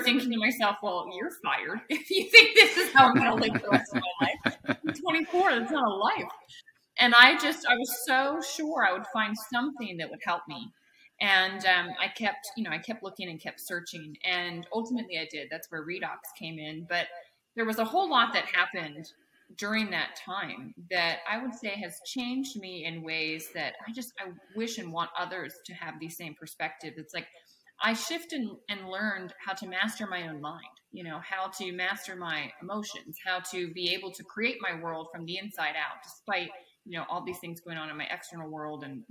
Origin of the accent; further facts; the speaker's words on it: Maryland, United States; also born or lived in Virginia; I grew up in Maryland.